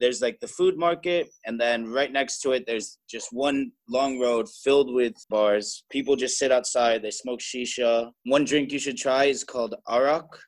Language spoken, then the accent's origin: English; New York, United States; moved away as an adult; also born or lived in Thailand / Cambodia; I was brought up in New York, and I was brought up Jewish.